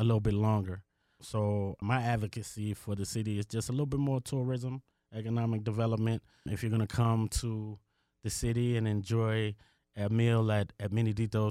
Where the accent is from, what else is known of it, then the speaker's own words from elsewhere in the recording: Washington, District of Columbia, United States; also born or lived in Prince George's County, Maryland / Richmond, Virginia; now in South Tucson, United States; I'm from the Washington, D C area. Grew up in Northwest Washington, D C, and then I moved to Prince George's County, Maryland